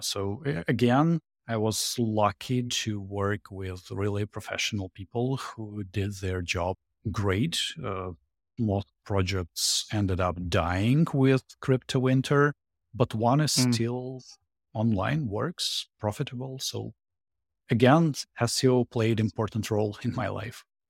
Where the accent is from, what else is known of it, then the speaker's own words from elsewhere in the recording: Saint Petersburg, Russia; English is a second language; moved away as an adult; also born or lived in Jersey City, United States / Boston, United States; now in Florida, United States; Originally from Russia, from St. Petersburg. Uh, last six years in America